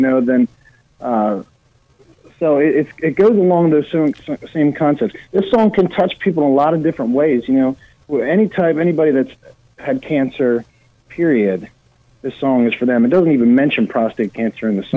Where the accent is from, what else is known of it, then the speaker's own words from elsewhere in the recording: Eastern Shore of Maryland, United States; moved away as an adult; also born or lived in Baltimore, Maryland; now in Nashville, United States; I'm from the Eastern Shore of Maryland